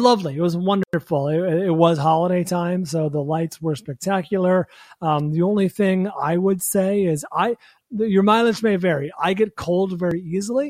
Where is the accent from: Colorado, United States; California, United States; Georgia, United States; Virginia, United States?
California, United States; San Francisco; now in Los Angeles, United States; my hometown of San Francisco or the Bay Area